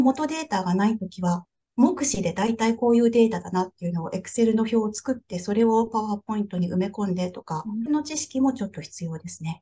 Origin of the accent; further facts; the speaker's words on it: Japan; moved away as an adult; now in Houston, United States; 新参日本人